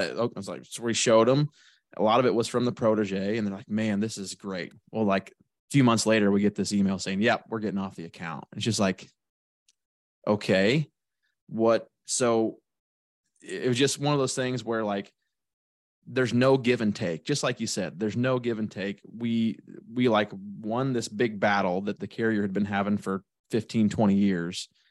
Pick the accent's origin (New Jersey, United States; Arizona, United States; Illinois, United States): Illinois, United States; Shelbyville; I'm from Shelbyville, Illinois